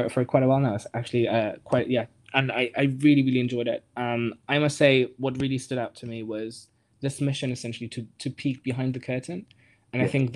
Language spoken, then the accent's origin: English; Germany; I grew up in Germany. So my parents are Greek originally, but I was born in Germany and grew up there.